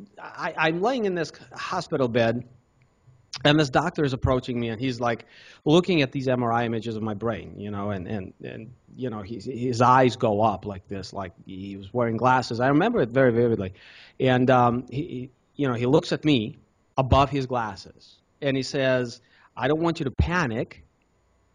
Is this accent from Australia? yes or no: no; Russia; also born or lived in Cincinnati, United States; now in United States; I was born in Russia.